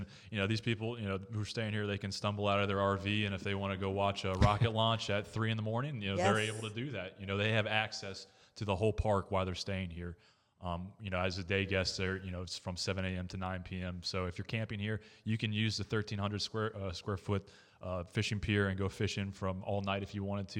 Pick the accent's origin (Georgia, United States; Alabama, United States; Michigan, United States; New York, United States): Georgia, United States; born there; also born or lived in Maine / Florida; I currently live in Melbourne, so I do commute to the port. But I was born in Georgia and actually lived in Maine for about 7 years as well. But there's no place like Florida.